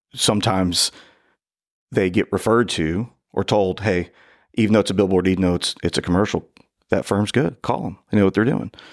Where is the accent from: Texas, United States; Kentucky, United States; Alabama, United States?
Kentucky, United States; northern; the only law school I applied to was law school from my hometown up in northern Kentucky